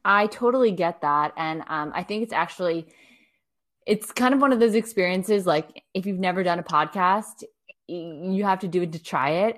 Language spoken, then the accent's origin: English; United States; now in France; i'm American